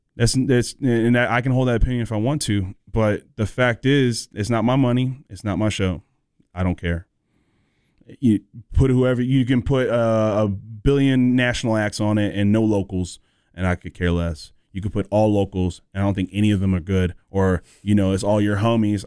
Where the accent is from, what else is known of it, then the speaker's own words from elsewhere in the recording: North Carolina, United States; also born or lived in Southern California; I moved here when I was eleven, so I'm from the South